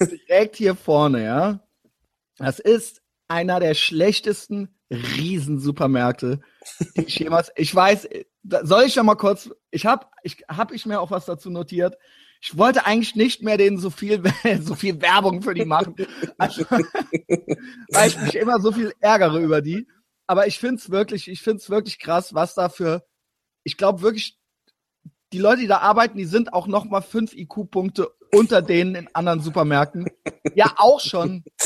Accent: Koblenz, Rhineland-Palatinate, Germany; moved away; also born or lived in Berlin / Cologne; ich komme halt ursprünglich aus Koblenz

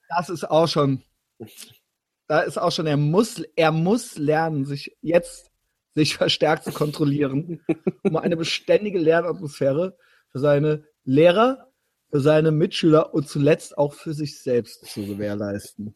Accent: Koblenz, Rhineland-Palatinate, Germany; moved away; ich komme ja da unten aus dem Spundloch des Rheinlands

